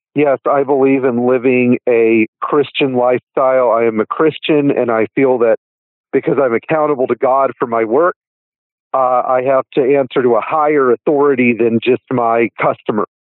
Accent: Fort Worth, Texas, United States; when we were riding to school, we were in Fort Worth. I'm from Fort Worth, Texas

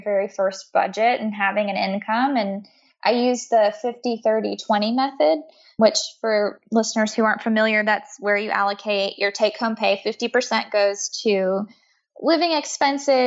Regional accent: the South, United States; moved away as an adult; also born or lived in New York City; now in Atlanta, United States; I'm from the South. I live in Atlanta now.

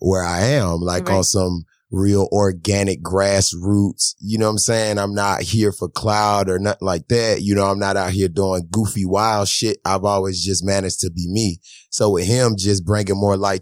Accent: Charlotte, North Carolina, United States; I'm from Charlotte, North Carolina.

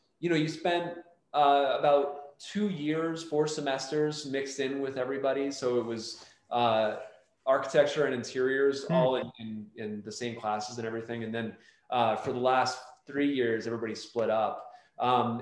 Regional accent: north of Philadelphia, Pennsylvania, United States; moved away as an adult; now in Denver, United States; we both grew up a little bit north of Philly in like the suburbs and the rural areas of Pennsylvania

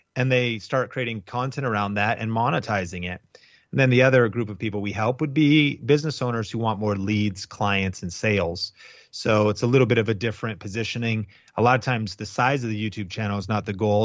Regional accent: Arlington, Washington, United States; also born or lived in Seattle, Washington; I grew up in Arlington, Washington. It was very rural, kind of farm community.

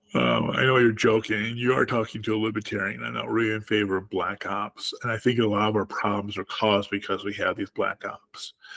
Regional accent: Platteville, Wisconsin, United States; I'm from Platteville, Wisconsin, which is a college town in a rural in rural in southwest Wisconsin.

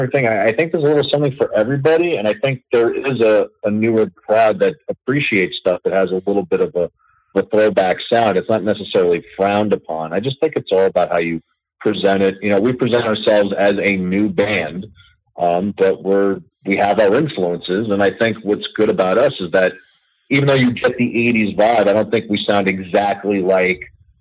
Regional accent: New York City, New York, United States; born and raised in New York, not a transplant

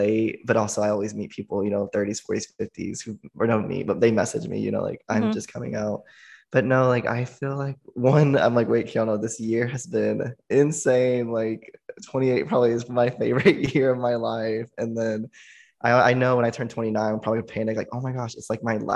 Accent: small town 3 hours from Austin, Texas, United States; moved away as an adult; now in Austin, United States; it's 3 hours away from my hometown. And, you know, my hometown's very, like, small country

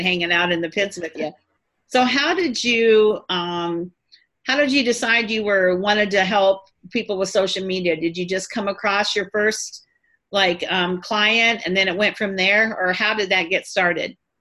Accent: Quincy, Illinois, United States; I was born and raised near Quincy, Illinois

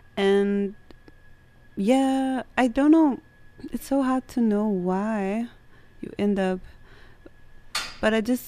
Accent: Copenhagen, Capital Region of Denmark, Denmark; So I am from Denmark, and I grew up in Copenhagen, a little bit north of Copenhagen.

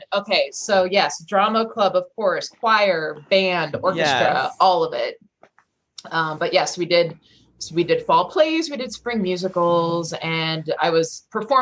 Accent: Rockville, Maryland, United States; also born or lived in Baltimore, Maryland; I was born in Baltimore, raised in Maryland, the Rockville area. So like a suburb of Washington, DC.

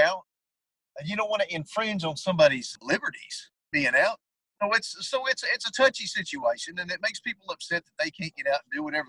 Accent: Bosque County, Texas, United States; born and raised in Bosque County

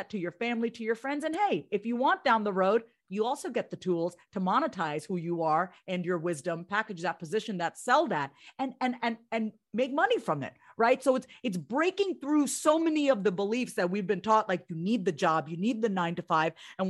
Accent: India; now in United States; No matter how long you lived in this country, like people say to me, are you American? I say, I'm Indian. I think like an Indian.

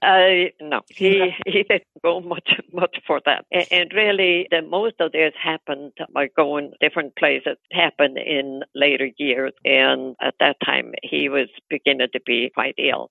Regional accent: Iceland; moved away as an adult; now in United States; growing up in Iceland

